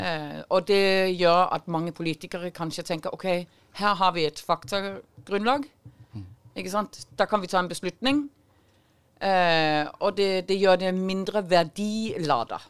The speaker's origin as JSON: {"language": "Norwegian", "country": "Denmark", "accent": "Danish", "moved": "yes", "lives_now": "Norway", "said": "Jeg er dansk, som du hører"}